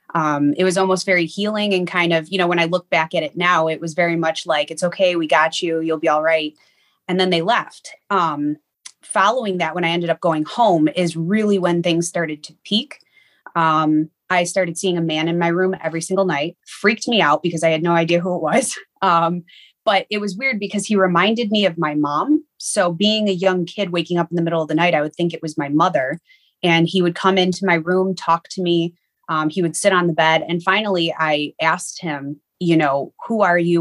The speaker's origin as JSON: {"language": "English", "town": "Niagara Falls", "region": "New York", "country": "United States", "tie": "born or raised there", "said": "I grew up in Niagara Falls, New York."}